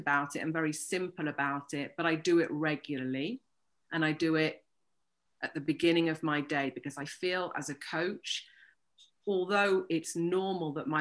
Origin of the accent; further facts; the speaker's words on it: United Kingdom; moved away as an adult; now in Toulouse, France; I'm British, but I'm based in the south of France in Toulouse and have been living here for the past 20 years